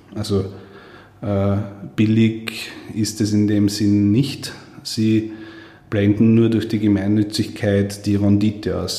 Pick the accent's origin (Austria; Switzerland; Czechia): Austria; Steyr, Upper Austria; am Markt in Steyr, wo ich herkomme